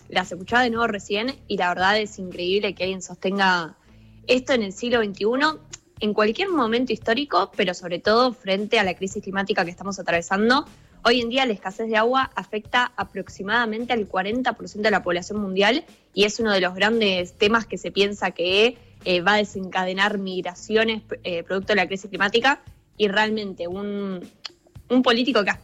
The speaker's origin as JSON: {"language": "Spanish", "country": "Argentina", "said": "algo que surge mucho es como Argentina, porque esto es algo que se tiene que pensar como prioritario cuando no somos los principales emisores globales"}